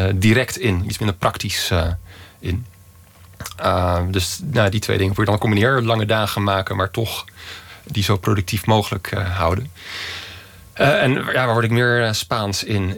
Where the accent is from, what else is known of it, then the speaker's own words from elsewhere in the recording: Utrecht, Netherlands; now in Madrid, Spain; ik kom uit Utrecht